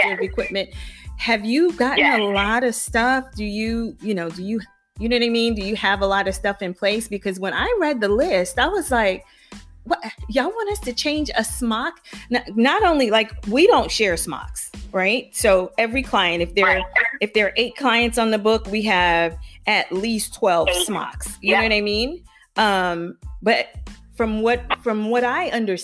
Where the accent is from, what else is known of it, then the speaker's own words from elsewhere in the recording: Charleston, South Carolina, United States; moved away; I'm from Charleston, so I have a lot of friends and family there